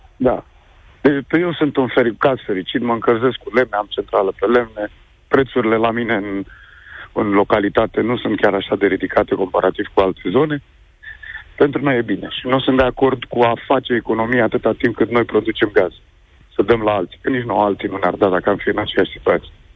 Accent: Romania; moved away as an adult; sunt român

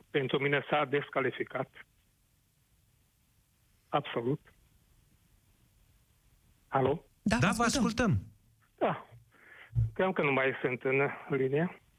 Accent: Satu Mare, Satu Mare County, Romania; Eu trăiesc într-o colectivitate unde suntem români, maghiari, nici o problemă avem. Sunt din satul mare

